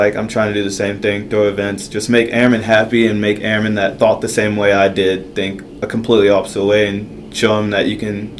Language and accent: English; Dallas, Texas, United States; I'm from Dallas, Texas